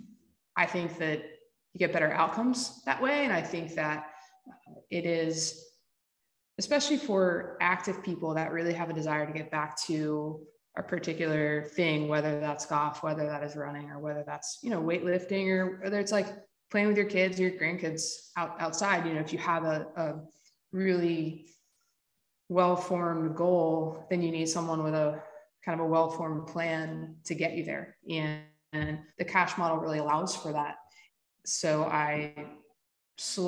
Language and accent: English; Willards, Maryland, United States; also born or lived in Lewes, Delaware / Rehoboth Beach, Delaware / Los Angeles, California; So I grew up here on the Eastern Shore, split some time between Willers, which no one knows where that is. It's like halfway between Salisbury and Ocean City.